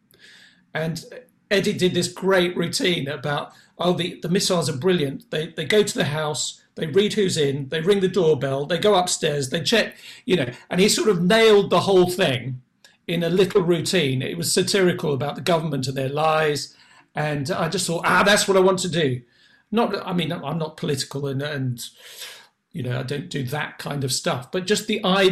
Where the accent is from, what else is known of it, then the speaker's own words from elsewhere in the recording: England, United Kingdom; as English people or Anglo-Saxons or whatever we are